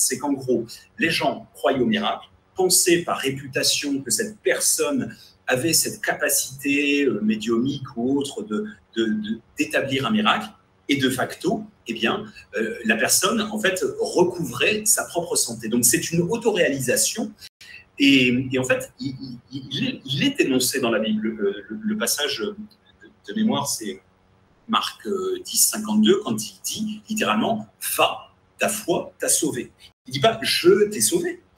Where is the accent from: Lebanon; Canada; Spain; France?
France; en tant que Français francophone ou Européen